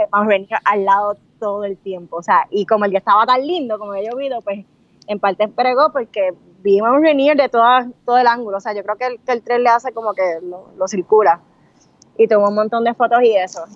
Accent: Puerto Rico; somos dos boricuas

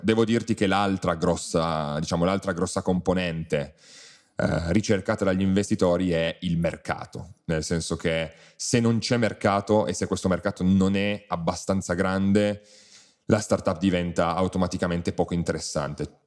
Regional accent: Piedmont, Italy; da buon piemontese bevo vini, bevo vini piemontesi

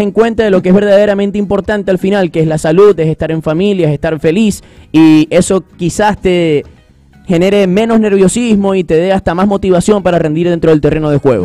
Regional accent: Venezuela; como venezolano

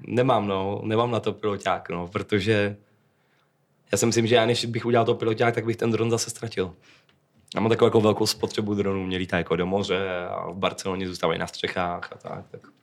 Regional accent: Czechia; u nás v Čechách jako nikoho vyloženě nemám

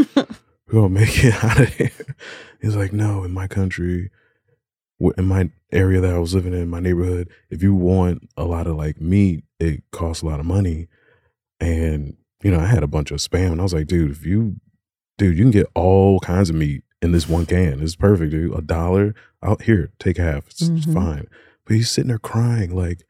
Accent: Alabama, United States; born there; I'm I was originally born in Alabama.

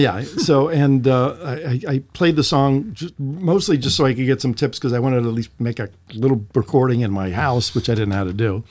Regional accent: Bryn Mawr, Pennsylvania, United States; There was a place called the Main Point where I grew up in Bryn Mawr, Pennsylvania

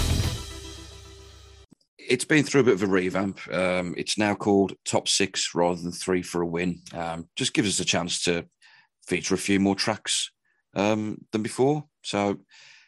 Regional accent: Stourbridge, West Midlands, United Kingdom; not far from my hometown of Stourbridge

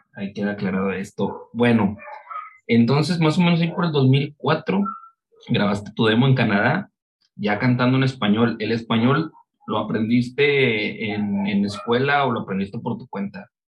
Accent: Monterrey, Nuevo León, Mexico; yo soy de aquí de Monterrey

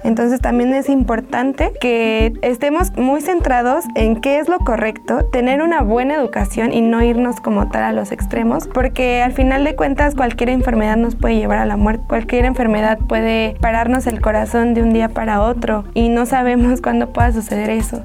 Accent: Mexico; nosotros como mexicanos

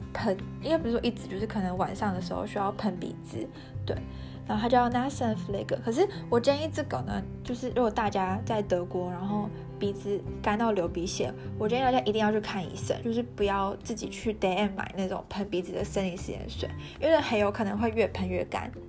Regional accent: Taiwan; moved away as an adult; now in Germany; 我一直没有回台湾

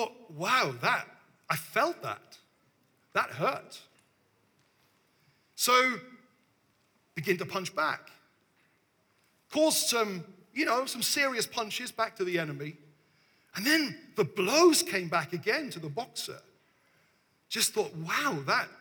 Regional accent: Devon, South West England, United Kingdom; we've traveled from the south, you know? We're from Devon

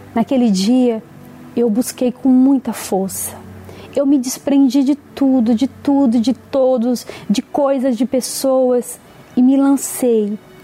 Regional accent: Bahia, Brazil; nasci na Bahia

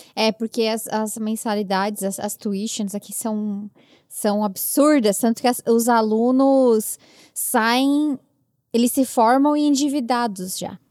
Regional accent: Meleiro, Santa Catarina, Brazil; moved away as an adult; now in New York, United States; minha cidade natal, Meleiro, em Santa Catarina

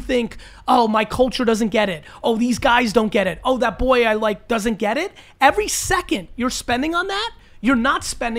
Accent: United States; born there; I was born in America, where I didn't have to deal with that.

